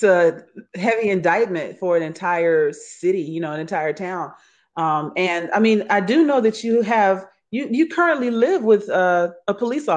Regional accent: Houston, Texas, United States; I'm from Houston, Texas

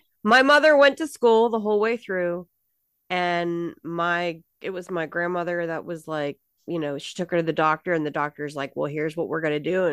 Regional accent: Pittsburgh, Pennsylvania, United States; born there; I was born in Pittsburgh.

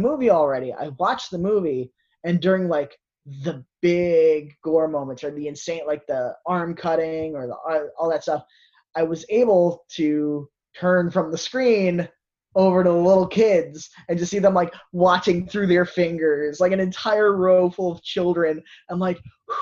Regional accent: United States; now in New Jersey, United States; there was a drive-in theater in Warwick, New York that I had grown up with. It was like 20 minutes from my hometown

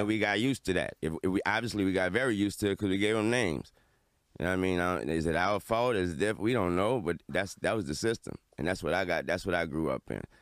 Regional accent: New Orleans, Louisiana, United States; I'm from New Orleans

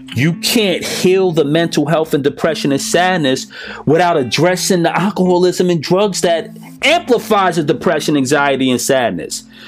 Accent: United States; I'm American.

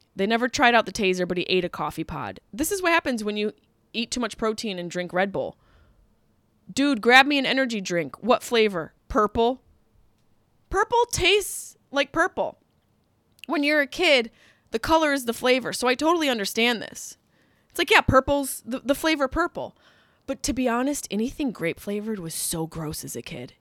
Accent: Liverpool, New York, United States; now in Los Angeles, United States; Liverpool, Cuse

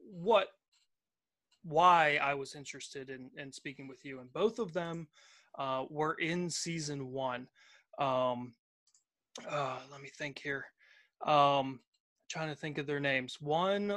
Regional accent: Pittsburgh, Pennsylvania, United States; I was born in Pittsburgh, Pennsylvania. I've lived around here in southwestern Pennsylvania my entire life

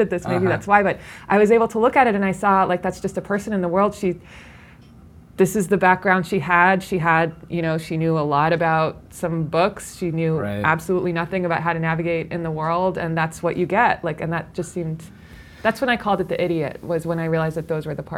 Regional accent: Midwest, United States; I went to Brown after I came from the Midwest.

